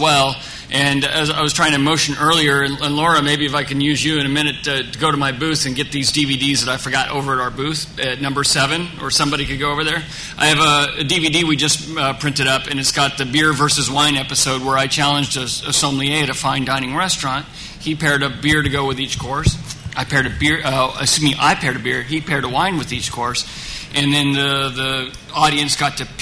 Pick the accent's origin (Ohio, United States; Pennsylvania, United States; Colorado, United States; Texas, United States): Ohio, United States; Pataskala; also born or lived in Orange County, California; now in Southern California, United States; when I was four, I moved and grew up in a very small town, Ohio, outside of Columbus, Central Ohio, and then Pataskala, Ohio